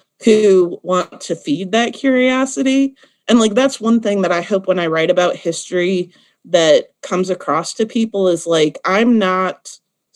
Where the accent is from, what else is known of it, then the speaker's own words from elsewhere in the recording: Midwest, United States; now in Nashville, United States; I grew up in the Midwest where there is like no history.